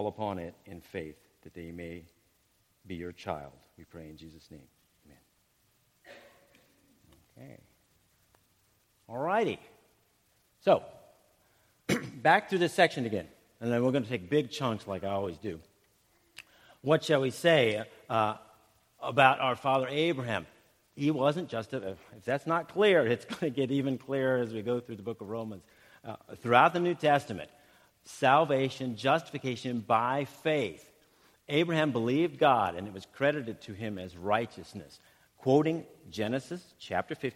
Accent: Ohio, United States; I'm from Ohio

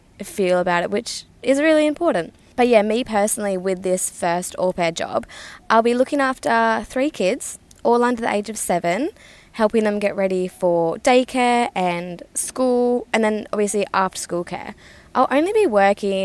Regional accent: Western Australia, Australia; moved away; Australia, which is my hometown

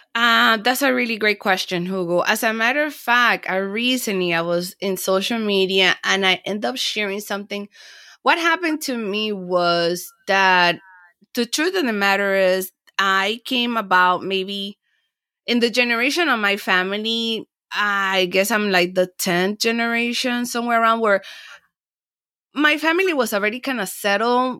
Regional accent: Panama City, Panama; also born or lived in Miami, Florida, United States; now in Los Angeles, United States; I was born and raised in Panama and then I came to the United States and Florida

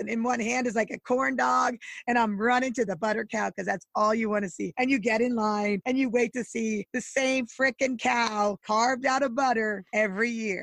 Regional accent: Iowa, United States; I grew up in Iowa

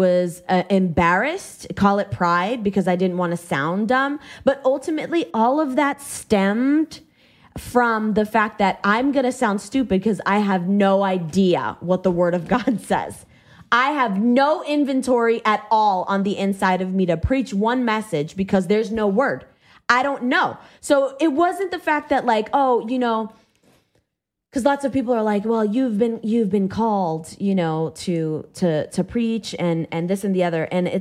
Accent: Massachusetts, United States; I went to public school because I was raised in Massachusetts, as liberal as it gets.

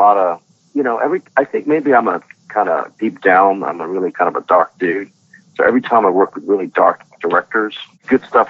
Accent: Hong Kong; I'm from Hong Kong

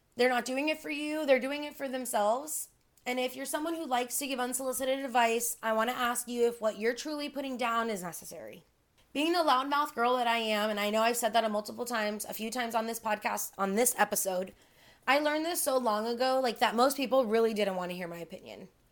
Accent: Miami, Florida, United States; I'm born and raised in Miami

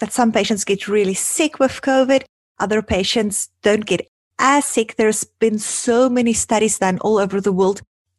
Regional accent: South Africa; now in Toronto, Canada; growing up in South Africa

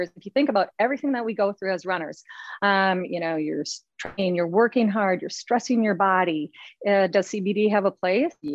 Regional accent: Minnesota, United States; now in Longboat Key, Florida, United States; I grew up in Minnesota

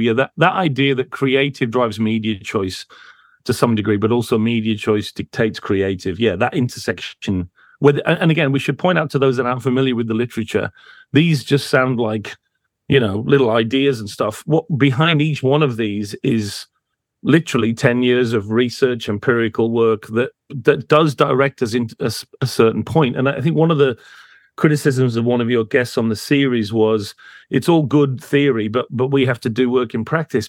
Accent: United States; I grew up in America

